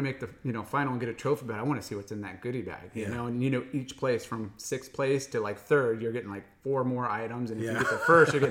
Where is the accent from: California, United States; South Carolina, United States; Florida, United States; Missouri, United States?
California, United States; Huntington Beach; I grew up in Huntington